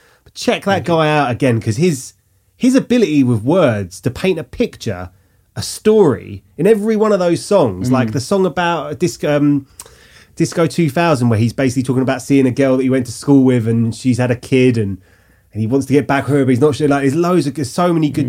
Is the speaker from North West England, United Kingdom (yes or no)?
no; London, United Kingdom; the boy with glasses growing up in East London.